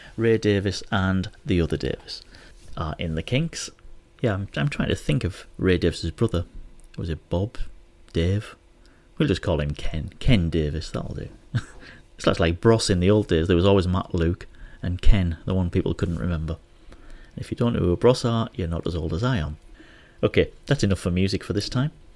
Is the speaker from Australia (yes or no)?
no; Hartlepool, North East England, United Kingdom; now in Manila, Philippines; my hometown, Hartlepool.